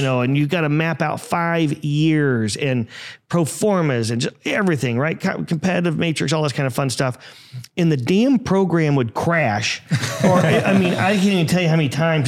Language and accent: English; Indiana, United States; also born or lived in Atlanta; I grew up in Indiana as well, about an hour north of Indianapolis on a small little farm, uh, about fifteen miles away from Purdue